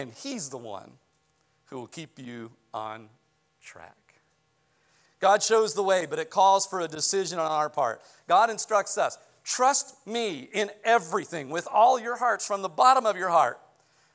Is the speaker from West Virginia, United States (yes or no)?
yes; West Virginia, United States; I grew up in West Virginia